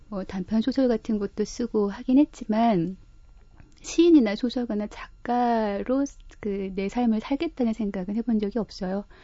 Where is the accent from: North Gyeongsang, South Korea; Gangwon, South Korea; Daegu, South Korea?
Gangwon, South Korea; Gangneung; also born or lived in Seoul / Wonju / Jeju; now in Chuncheon, South Korea; 고향은 강릉인데 어, 강릉 춘천 뭐 서울, 다시 강원도로 돌아가서 뭐 원주, 또뭐 제주도, 뭐 전국을 다 돌아다니면서 살아요.